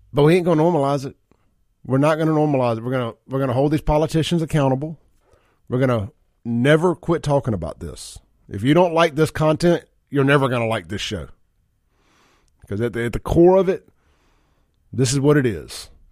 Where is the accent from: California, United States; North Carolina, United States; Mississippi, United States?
Mississippi, United States; Jackson; I am from South Jackson